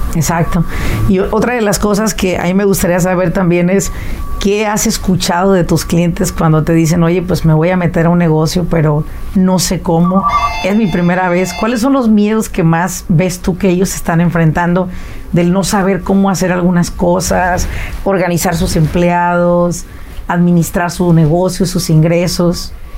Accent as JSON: {"language": "Spanish", "country": "Mexico", "moved": "as an adult", "lives_now": "United States", "said": "yo vine de México, yo soy mexicana 100%, vine a la edad de 22 años"}